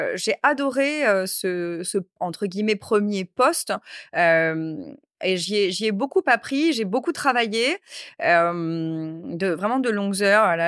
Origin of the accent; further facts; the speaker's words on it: Créteil, Île-de-France, France; also born or lived in Corsica / Bastia; d'où je viens, j'ai grandi à Créteil, à Paris.